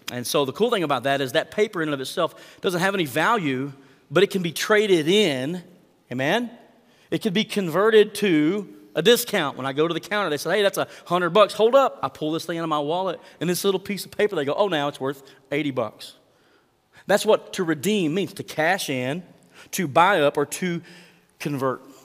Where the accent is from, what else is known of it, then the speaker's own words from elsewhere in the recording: Mangum, Oklahoma, United States; my hometown of Mangum